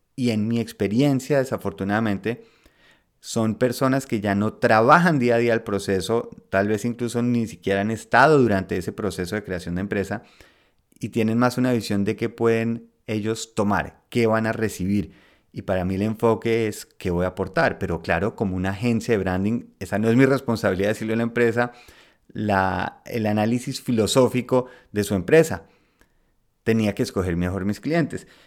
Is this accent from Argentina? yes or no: no; Colombia; moved away as an adult; also born or lived in Spain; Yo crecí en Colombia, estudié en Colombia